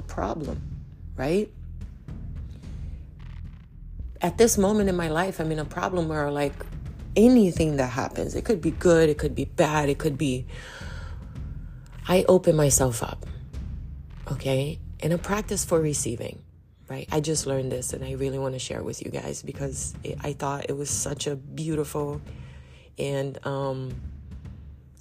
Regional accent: Belém, Pará, Brazil; moved away; also born or lived in Manaus, Brazil; I'm from Belém do Pará in Brazil, which is right smack, like stuck to the Amazon. And a lot of my family is in Manaus, which is in the Amazon. So I grew up there.

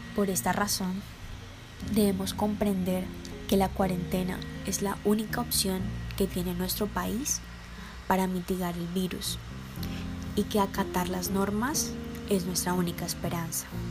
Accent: Colombia; nuestro papel como ciudadanos colombianos

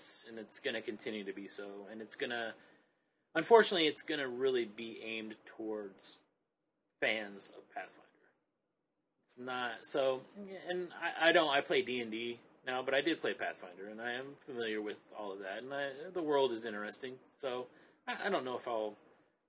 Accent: the South, United States; I grew up in the South

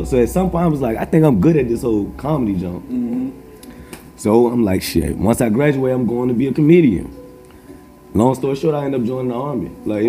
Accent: Richmond, Virginia, United States; moved away as an adult; I grew up in Southside Richmond.

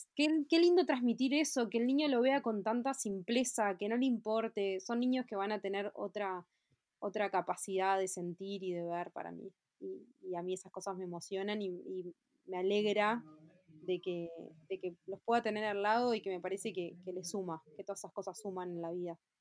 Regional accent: Montevideo, Uruguay; yo nací en Montevideo, 16 de octubre del 86, tengo 33 años.

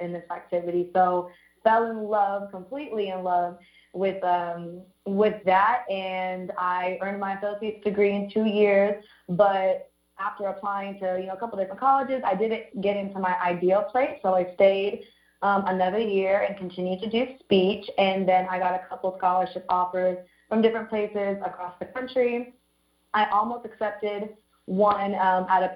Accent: Orange County, California, United States; I lived in Orange County my entire life, grew up there

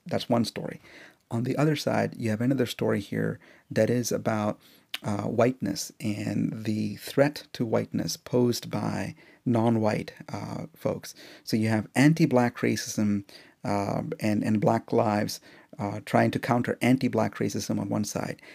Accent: India; now in United States; as an Indian, um, guy in the U S

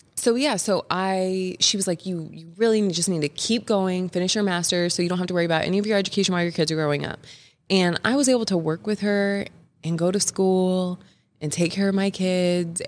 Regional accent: Kansas City, United States; I've grown up in the Kansas City area since like fifth grade, since about fifth grade

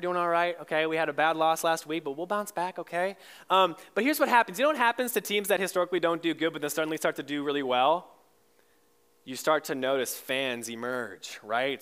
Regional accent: Michigan, United States; moved away; I grew up in Michigan

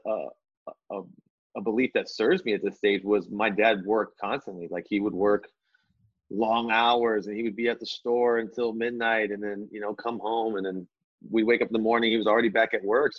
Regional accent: Anchorage, Alaska, United States; moved away; also born or lived in Las Vegas; Born and raised in Alaska, Anchorage, Alaska

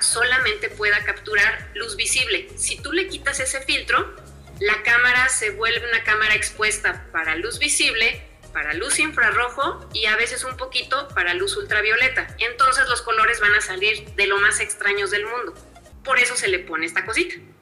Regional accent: Mexico; hoy en mi país estoy catalogada como eh, la mujer pionera

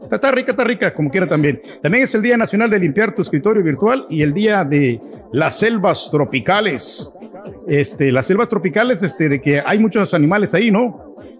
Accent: El Salvador; now in United States; yo soy del Salvador

